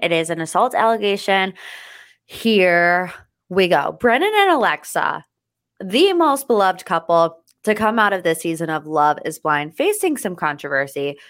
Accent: United States; I, as an American

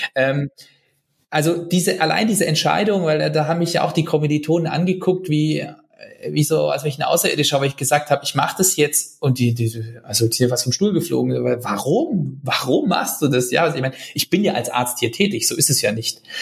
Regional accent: Germany; als Deutsche

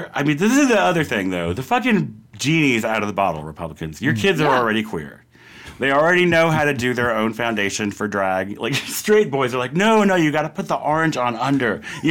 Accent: United States; So, I mean, I'm fucking American. Generations born and bred.

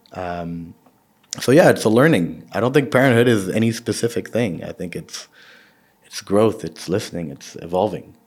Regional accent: Saudi Arabia; I grew up in Saudi, so for me, Saudi is the closest

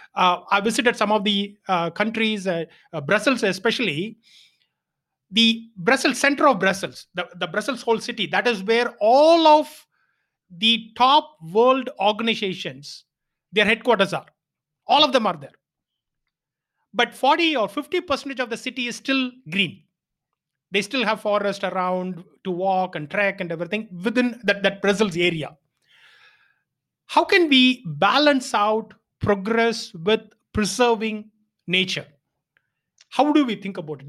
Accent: Chennai, Tamil Nadu, India; I am from Chennai, uh, or rather Tamil Nadu

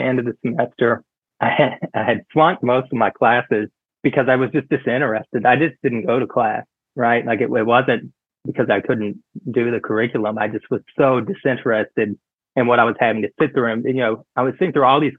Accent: the South, United States; moved away; also born or lived in Fort Worth, Texas / New York; growing up in the South

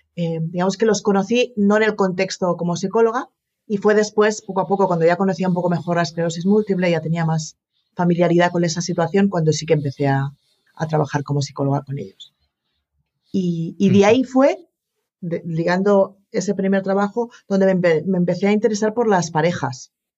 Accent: Barcelona, Catalonia, Spain; yo nací en Barcelona y me he criado en Barcelona

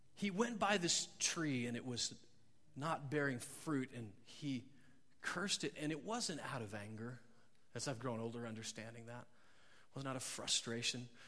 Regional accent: Nebraska, United States; I grew up in Nebraska

